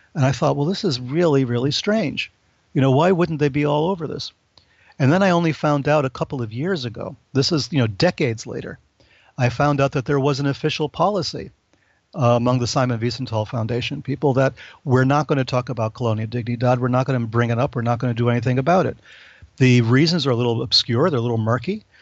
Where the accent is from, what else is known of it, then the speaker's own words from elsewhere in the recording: New York, United States; I'm from New York